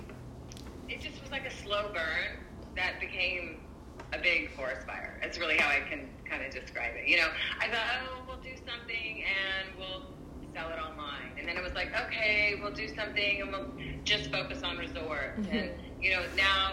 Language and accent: English; California, United States; also born or lived in Hawaii; growing up in California and spending so much time in Hawaii as well